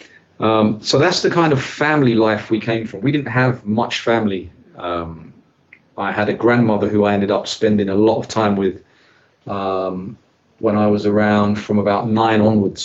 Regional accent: London, United Kingdom; I was raised in this place, London. Growing up, I grew up in the East End of London

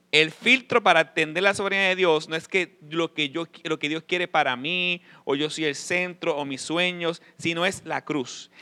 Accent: Puerto Rico; yo, yo soy boricua

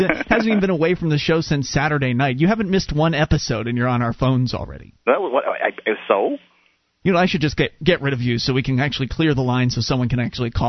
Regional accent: Florida, United States; Well, I moved from Florida. It's not that cold. It gets cold, but it's not as bad as you might think it is. So that one's easy to blow out of the water, because then I can just say, well, I'm from Florida.

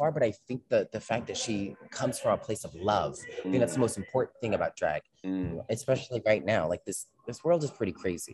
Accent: United States; as an American

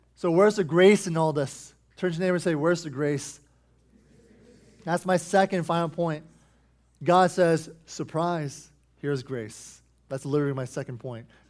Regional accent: United States; us as American Christians

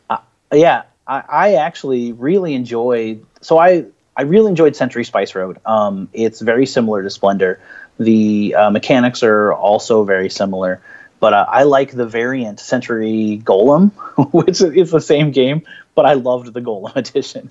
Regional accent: Peoria, Illinois, United States; I'm from Peoria, Illinois

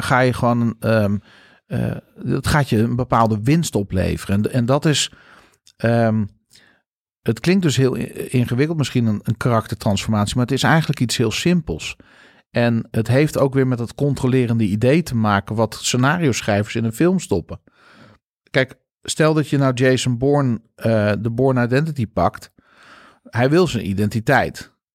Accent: Netherlands; wij als Nederlanders doen.

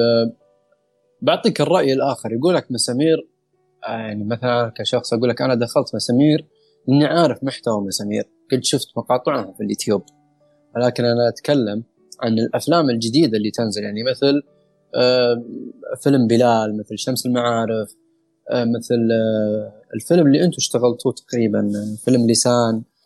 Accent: Saudi Arabia; احنا كشباب سعوديين

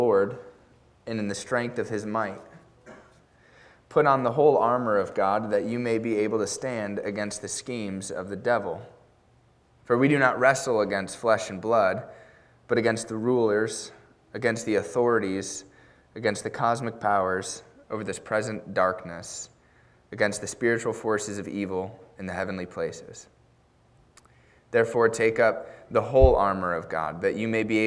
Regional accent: United States; even as an American

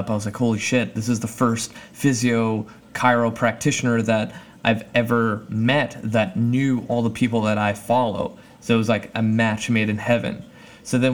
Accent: Canada; my home country, Canada

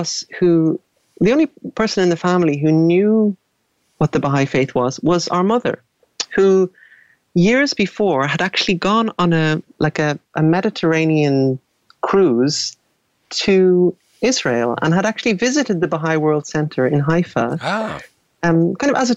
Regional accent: Dublin, Leinster, Ireland; I grew up in Dublin.

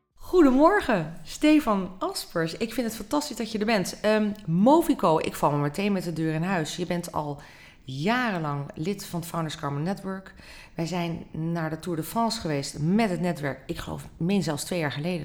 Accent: Netherlands; wij als Nederlanders

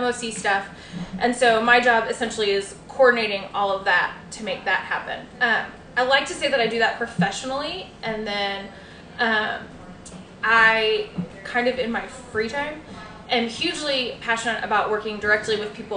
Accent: Dallas, Texas, United States; also born or lived in Denton, Texas / Oklahoma; now in Fort Worth, United States; I am from Dallas, and I currently live in Fort Worth

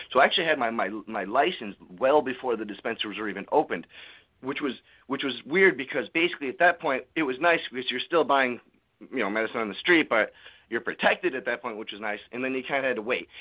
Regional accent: California, United States; now in Connecticut, United States; I'm actually from California.

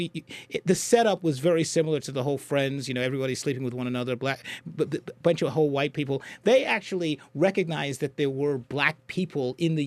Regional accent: Trinidad & Tobago; now in United States; I was born in Trinidad, but I'm American now

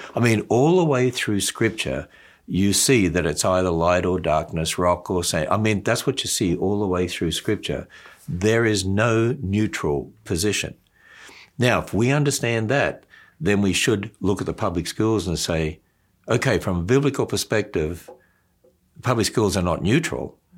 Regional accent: Australia; when I was brought up in Australia, um, we were transferred, because my father's a teacher, to different country towns

